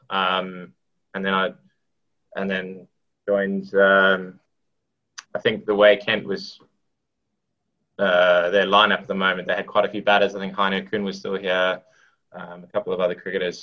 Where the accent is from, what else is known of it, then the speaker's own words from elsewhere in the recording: South Africa; now in England; I, I grew up in South Africa